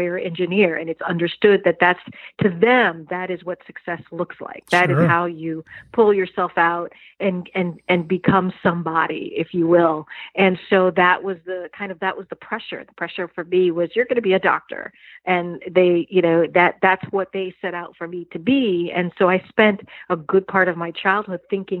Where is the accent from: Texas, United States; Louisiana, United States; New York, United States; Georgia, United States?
New York, United States; New York City; also born or lived in suburbs of Washington, D.C.; now in Washington, D.C. area, United States; New York City is definitely one of those things that makes me who I am today as a woman of color. I don't live in New York now. I live in the suburbs of D.C.